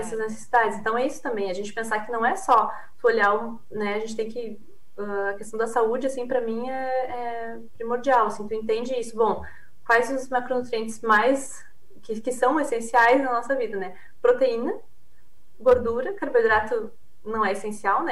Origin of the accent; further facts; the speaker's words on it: Rio Grande do Sul, Brazil; accent: gaúcho (Rio Grande do Sul); also born or lived in Queensland, Australia; Eu tô no Rio Grande do Sul, né? Deve ter notado pelo, pelo meu sotaque.